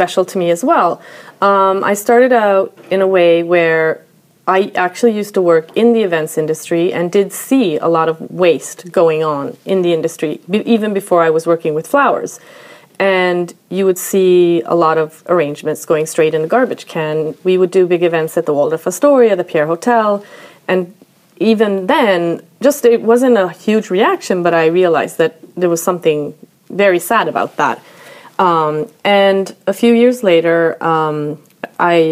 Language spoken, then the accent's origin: English; Sweden; also born or lived in Brooklyn, New York; now in New York, United States; grew up in Sweden, or I lived here a large portion of my life